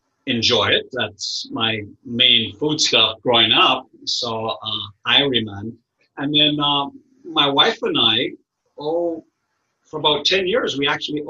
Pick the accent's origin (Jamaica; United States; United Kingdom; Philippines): Jamaica; Kingston, Surrey; Well, like I said, born and raised in Kingston, Jamaica, originally way, way back, Portuguese Jewish descent. And my family has been in the island of Jamaica for 300 years plus.